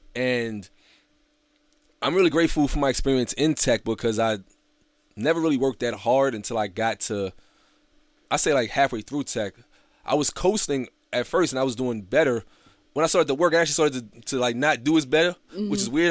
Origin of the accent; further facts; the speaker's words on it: New York City, New York, United States; growing up in Brooklyn